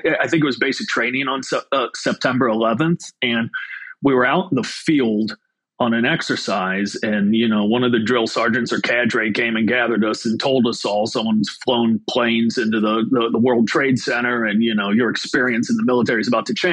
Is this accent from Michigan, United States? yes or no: no; Shelby, Ohio, United States; I grew up in Shelby, Ohio, which is a wonderful small town kind of in the middle of farm country, Ohio